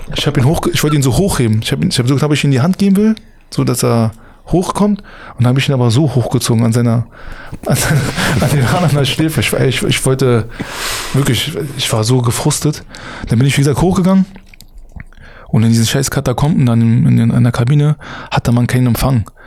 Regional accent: Berlin, Germany; als Berliner

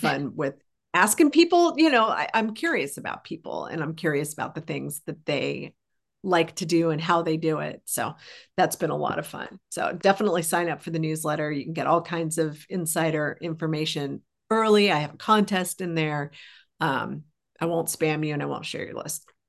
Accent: Colorado, United States; I grew up in Colorado

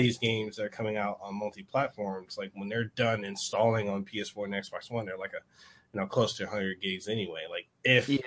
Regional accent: Samoa; English is a second language; English isn't my first language, it's actually my second. When I was growing up in Western Samoa

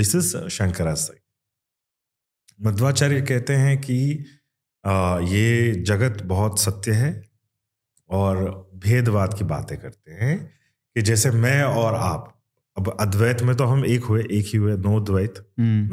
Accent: Kannada, Karnataka, India; accent: Kannada influence; first language Kannada; Hindi is a second language; but ये Kannada influence है मेरी मदर टंग में

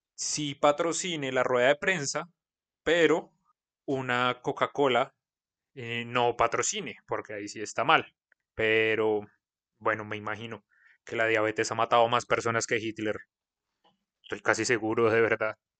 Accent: Colombia; nuestras diferencias como colombianos

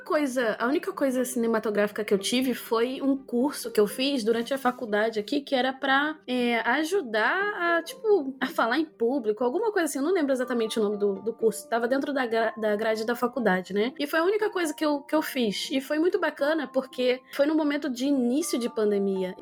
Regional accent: Rio de Janeiro, Brazil; em Bangu, onde eu cresci

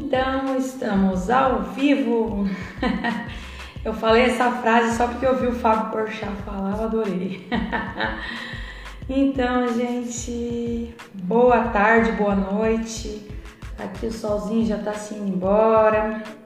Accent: Rio Grande do Sul, Brazil; eu nasci aqui no Rio Grande do Sul, tem bastante alemão, holandês

